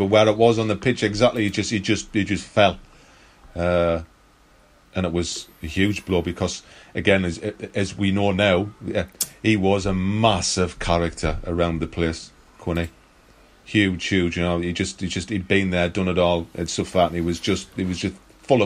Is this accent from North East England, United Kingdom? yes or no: yes; Sunderland, North East England, United Kingdom; I'm a lad from Thorneycloth.